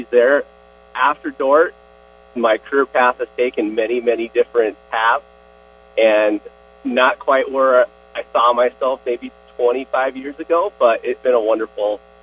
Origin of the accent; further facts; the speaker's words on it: Escondido, California, United States; I grew up, born and raised, in Escondido, California